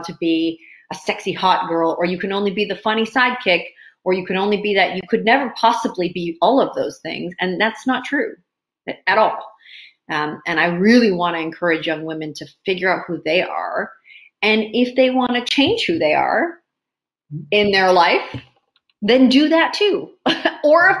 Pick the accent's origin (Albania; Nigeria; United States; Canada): Canada; Maple Ridge, British Columbia; also born or lived in Hong Kong; I grew up in Maple Ridge, is a predominantly white, you know, place to grow up.